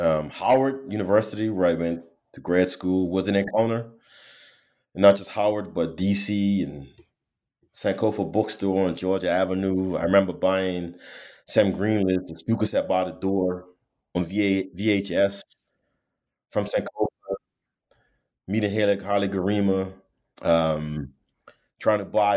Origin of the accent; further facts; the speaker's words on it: Bermuda; You know, I'm from Bermuda, born and raised, small community, interesting ecologies.